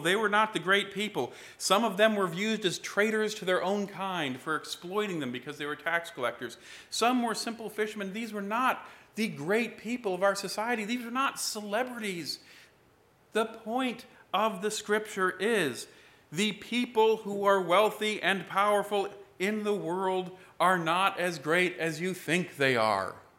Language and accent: English; United States